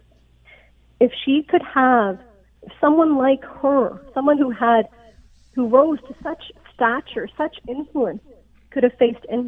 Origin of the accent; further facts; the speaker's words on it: Canada; accent: no accent; also born or lived in Pakistan; I am Pakistani, I am brown, and I've grown up mostly in Canada. But I am an immigrant